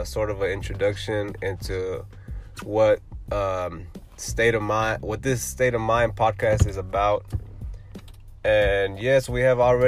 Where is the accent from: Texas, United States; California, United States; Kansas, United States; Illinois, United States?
Texas, United States; Houston; I'm from Houston, Texas